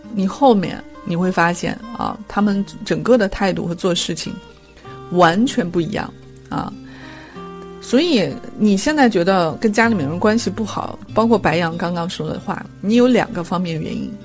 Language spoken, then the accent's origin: Chinese; China; 我们中国人的思维就是把一，一，一，一切东西都混为一谈